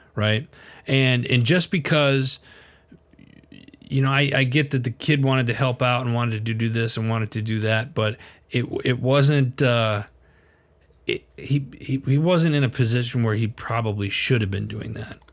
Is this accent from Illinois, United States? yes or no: no; Wisconsin, United States; I was born and raised in Wisconsin, we were a much further further north